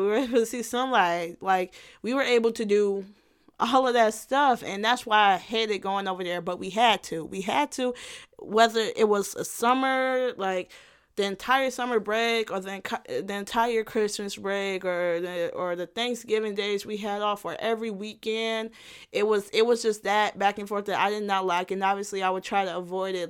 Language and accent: English; Illinois, United States; also born or lived in Gary, Indiana; since I went to school more so in Illinois, I would just say Illinois.